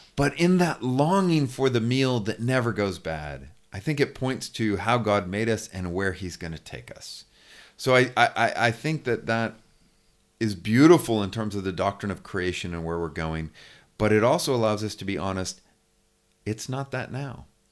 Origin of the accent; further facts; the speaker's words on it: California, United States; moved away as an adult; also born or lived in United Kingdom; now in Lookout Mountain, United States; I'm originally from California. Uh, my wife and I are Californians, but haven't lived there in twenty-five years.